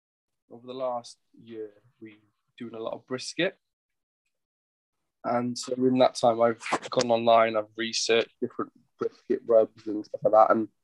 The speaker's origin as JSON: {"language": "English", "region": "London", "country": "United Kingdom", "said": "I'm from London, yeah."}